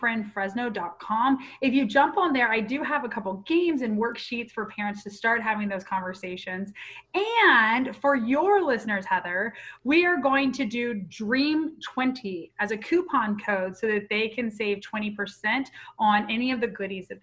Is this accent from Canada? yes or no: no; Pensacola, Florida, United States; Well, I'm a Florida girl originally. I'm a Pensacola girl.